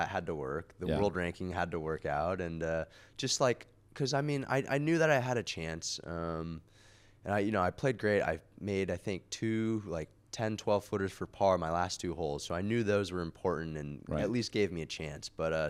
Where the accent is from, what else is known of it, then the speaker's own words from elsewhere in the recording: New York, United States; also born or lived in California / Beijing, China; So I was born in California and lived there till I was about 8, but then we moved around. We lived in Beijing, actually, for about 5-6 years, yeah, and then ended up in Westchester, New York for the rest of my childhood.